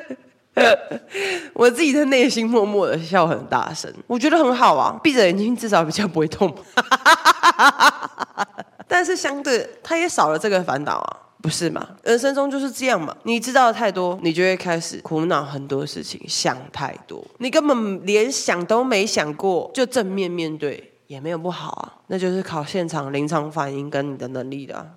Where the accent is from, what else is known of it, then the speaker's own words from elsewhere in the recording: Taiwan; 而且还有我们台湾人链接待客人的那个口音